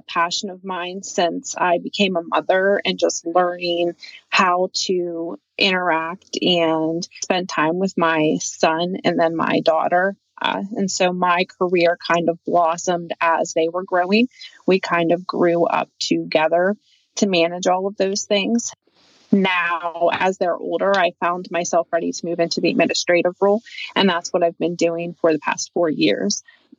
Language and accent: English; Pennsylvania, United States; So I am from Western Pennsylvania. I've been here since I was 14.